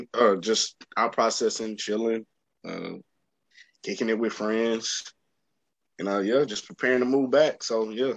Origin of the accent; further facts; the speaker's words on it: Dallas, Texas, United States; moved away as an adult; I'm from Dallas, but it's like I kind of left starting my adulthood in my early 20s